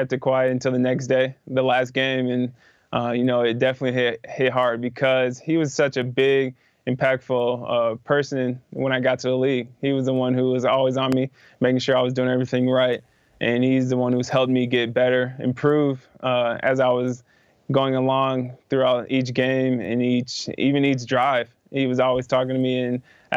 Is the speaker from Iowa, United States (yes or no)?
yes; Iowa, United States; growing up in Iowa